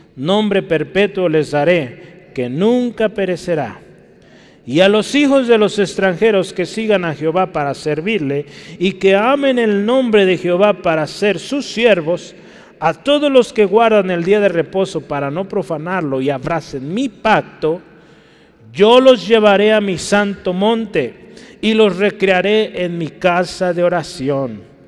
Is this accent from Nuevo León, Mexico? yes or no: no; Guadalajara, Jalisco, Mexico; Yo sí nací en Guadalajara